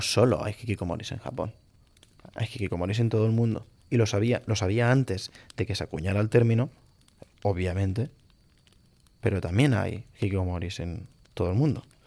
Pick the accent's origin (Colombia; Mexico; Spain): Spain; Galicia; now in Catalonia, Spain; soy gallego